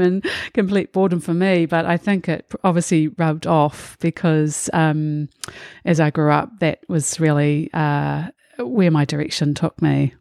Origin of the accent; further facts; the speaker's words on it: Auckland, New Zealand; I grew up in Titarangi in the Waitakere in Auckland